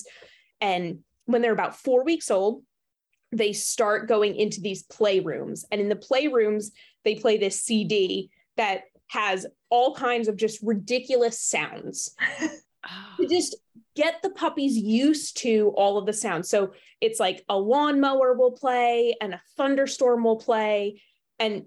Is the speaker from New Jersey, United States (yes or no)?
yes; New Jersey, United States; I grew up in New Jersey